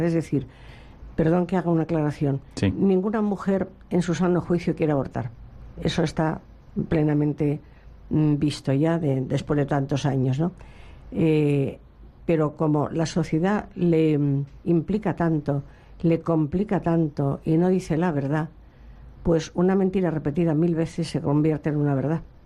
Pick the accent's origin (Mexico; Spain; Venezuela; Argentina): Spain; Madrid, Community of Madrid; moved away as an adult; now in Seville, Spain; soy de Madrid.